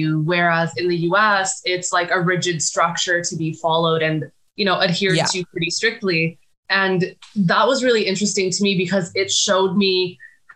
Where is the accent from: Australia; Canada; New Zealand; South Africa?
Canada; moved away; also born or lived in Chicago / Bangladesh; me as a Canadian